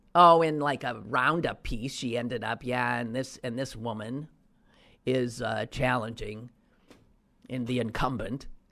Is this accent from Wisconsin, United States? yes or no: yes; Wisconsin, United States; also born or lived in Pittsburgh; my home state of Wisconsin